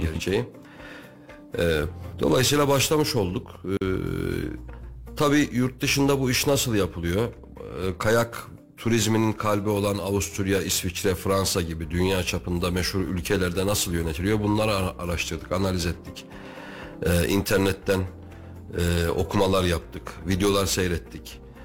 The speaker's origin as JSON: {"language": "Turkish", "town": "Kayseri", "region": "Kayseri Province", "country": "Turkey", "tie": "born or raised there", "also_born_or_lived": "Istanbul", "said": "ben Kayseriliyim doğuma büyüme."}